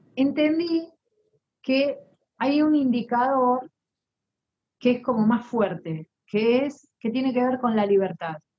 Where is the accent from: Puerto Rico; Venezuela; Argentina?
Argentina; Soy argentina